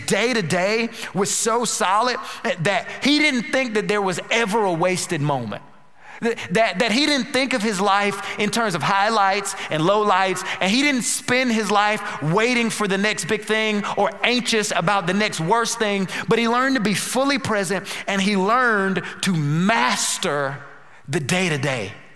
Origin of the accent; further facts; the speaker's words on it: North Carolina, United States; now in Houston, United States; We're originally from North Carolina.